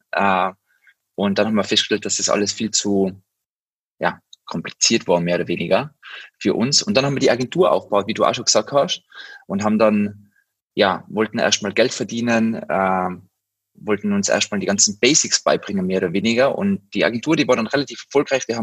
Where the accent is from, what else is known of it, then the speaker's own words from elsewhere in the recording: Tyrol, Austria; moved away as an adult; now in Berlin, Germany; ich komme aus dem Zillersaal, äh, bin damals in die Tourismusschule äh, gegangen, weil ich glaube, das kennen einige Tiroler, die da vielleicht zuhören. Und bin dann mit 19 Jahren nach Berlin